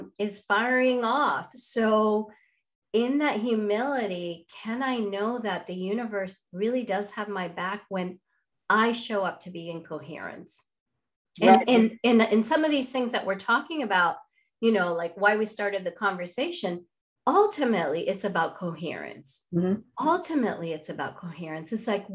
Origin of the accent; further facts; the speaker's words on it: Venezuela; first language Spanish; English is a second language; moved away as an adult; now in United States; I grew up in Latin America. I had very small connection to my Indian background.